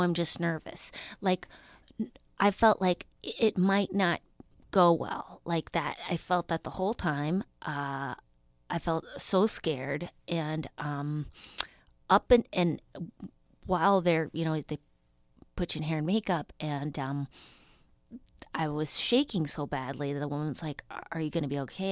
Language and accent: English; Duluth, Minnesota, United States; now in Los Angeles, United States; I'm originally from Duluth, Minnesota.